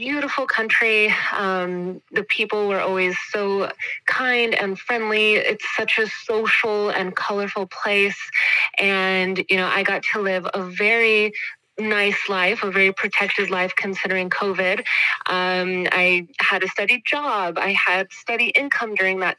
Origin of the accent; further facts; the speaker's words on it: Texas, United States; moved away as an adult; also born or lived in Dominican Republic; now in Switzerland; I am originally from Texas, from La Frontera, right on the border.